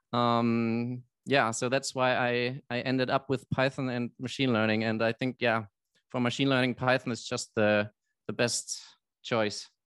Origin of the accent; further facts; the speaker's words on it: Germany; I'm from Germany